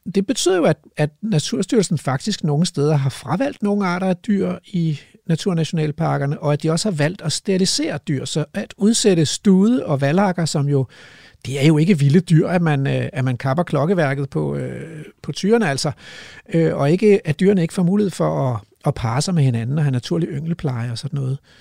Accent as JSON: {"language": "Danish", "town": "Hellested", "region": "Zealand", "country": "Denmark", "tie": "born or raised there", "moved": "yes", "said": "jeg spillede jo fodbold som barn i Hellested Gymnastik og Idrætsforening nede på Stævns"}